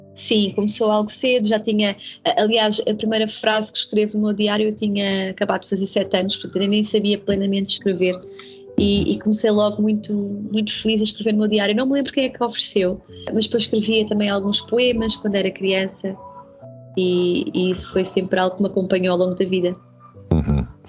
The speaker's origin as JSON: {"language": "Portuguese", "region": "Setúbal", "country": "Portugal", "tie": "born or raised there", "said": "as próprias expressões muito características de Setúbal eu desconhecia. E, e então no, no, quinto ano tive de, de reaprender"}